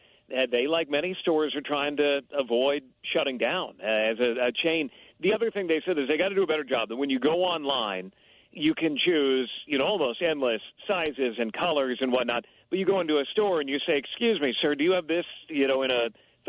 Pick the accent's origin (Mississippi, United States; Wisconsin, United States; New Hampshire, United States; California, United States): California, United States; Santa Rosa; The town that I grew up in Northern California, Santa Rosa, is not a very big city.